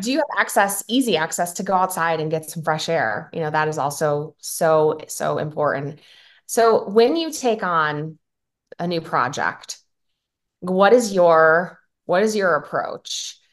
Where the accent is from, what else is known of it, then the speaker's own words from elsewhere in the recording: Chicago, Illinois, United States; now in Nevada, United States; I'm from Chicago, live in Nevada now